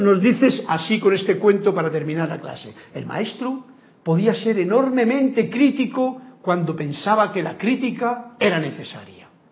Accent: Andalusia, Spain; moved away as an adult; now in Panama; mi pueblo de allá donde yo vivo en Andalucía, o vivía

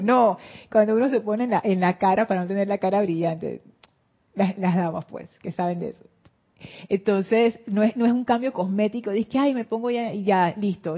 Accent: Panama; vengo de Panamá

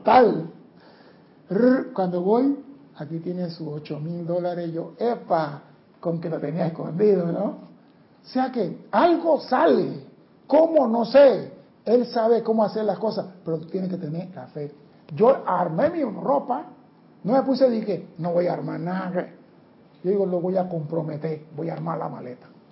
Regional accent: Panama; somos panameños, no somos los mejores seres del mundo

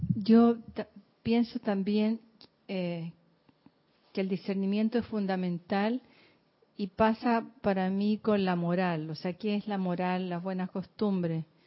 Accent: Chile; moved away

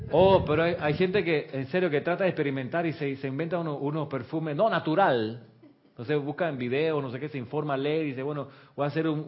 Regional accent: Chile; now in Panama; Eso pasa mucho con los extranjeros. Me pasó a mí cuando vine de Chile, acá a Panamá. Yo venía con el hábito de Chile que es bañarse rapidito, porque el agua es fría.

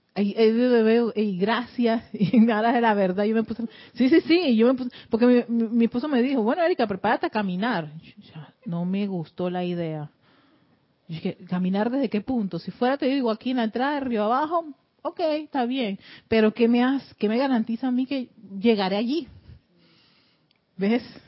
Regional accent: Panama

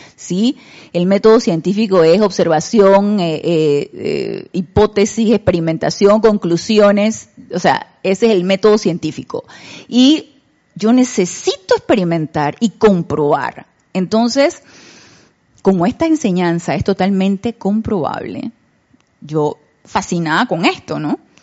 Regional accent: Panama; nosotros en Panamá

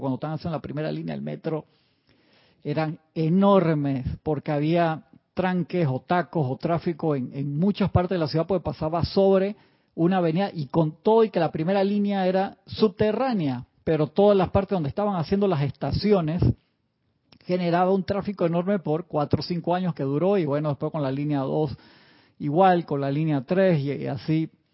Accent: Uruguay; now in Panama; cuando era pequeño en Uruguay

